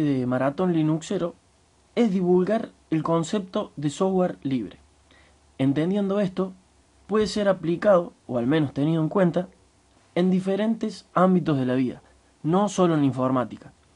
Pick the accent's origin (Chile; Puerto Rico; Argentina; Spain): Argentina; Santa Eufemia, Córdoba; Soy de Santa Eufemia, un pueblito de 3.000 habitantes ubicado al sur de la provincia de Córdoba, Argentina.